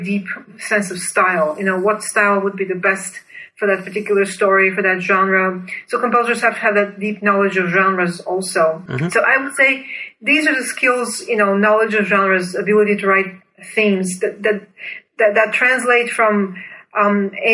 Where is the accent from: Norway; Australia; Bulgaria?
Bulgaria; moved away as an adult; I was born and raised in Bulgaria, then went to Duke University on a full scholarship as a master's student in composition.